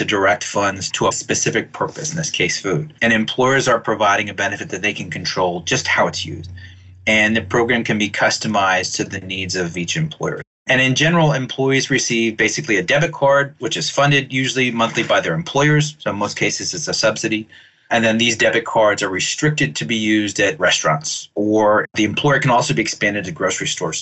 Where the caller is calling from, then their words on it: Acton, Massachusetts, United States; I'm calling from Acton, Massachusetts